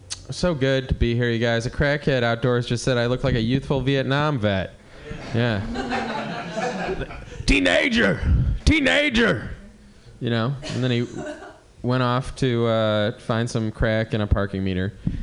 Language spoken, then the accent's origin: English; Cleveland, Ohio, United States; moved away; I moved here in 98 from Cleveland. I don't like the weather. You know, I was from Cleveland.